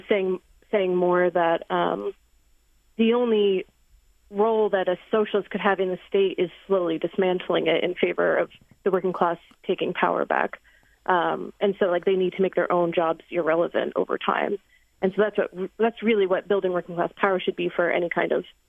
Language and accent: English; Jersey Shore, New Jersey, United States; moved away; I'm originally from the Jersey Shore